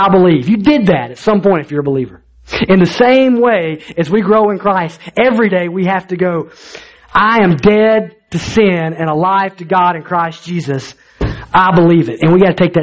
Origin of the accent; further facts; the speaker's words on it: Alabama, United States; I grew up in Alabama